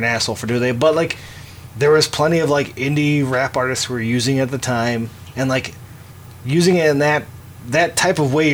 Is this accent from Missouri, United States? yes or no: no; Detroit, Michigan, United States; Growing up in East Side of Detroit, even my dad, growing up in Detroit